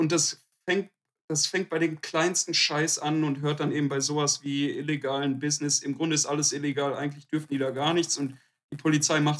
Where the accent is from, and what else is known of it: Duisburg, North Rhine-Westphalia, Germany